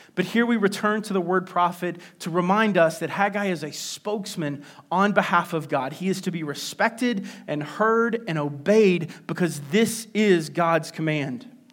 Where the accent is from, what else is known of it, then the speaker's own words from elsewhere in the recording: West Virginia, United States; a place in my home state called Seneca Rocks.